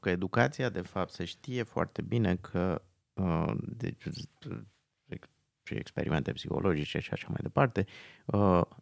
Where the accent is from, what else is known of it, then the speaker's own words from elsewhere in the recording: Transylvania, Romania; Și da, da, eu, uh, eu sunt din Transilvania, noi n-am avut robi.